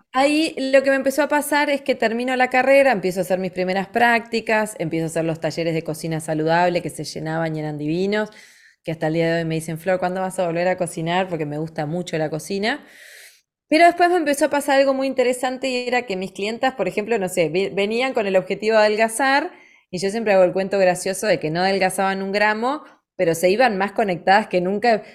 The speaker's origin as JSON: {"language": "Spanish", "region": "Montevideo", "country": "Uruguay", "tie": "born or raised there", "said": "nací en Montevideo"}